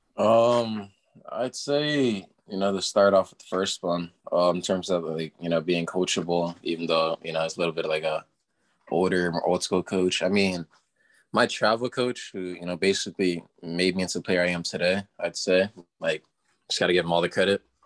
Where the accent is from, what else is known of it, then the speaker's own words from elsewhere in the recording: Florida, United States; moved away; I'm from Florida